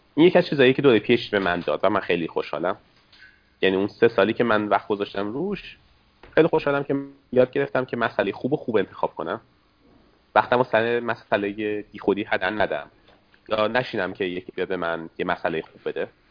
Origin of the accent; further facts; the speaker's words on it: Isfahan, Iran; accent: Isfahani; moved away as an adult; also born or lived in Canada; now in Seattle, United States; لهجم که نشون میده اصفهانی هستم